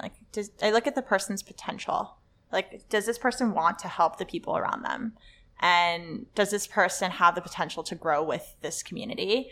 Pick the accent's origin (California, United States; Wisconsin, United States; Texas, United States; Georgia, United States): California, United States; Los Angeles; English is a second language; I went to Le Lycée Français, which is a French high school in L